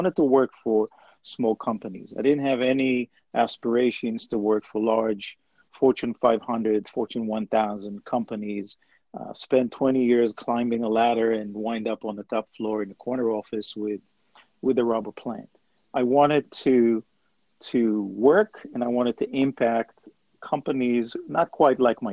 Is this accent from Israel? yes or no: yes; Israel; I'm originally from Israel and I grew up as a son of an incredibly hardworking father who had a very small grocery store